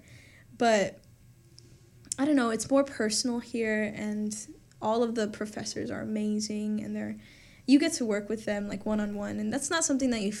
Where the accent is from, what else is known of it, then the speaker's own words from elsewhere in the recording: Orlando, Florida, United States; now in DeLand, United States; I'm from Orlando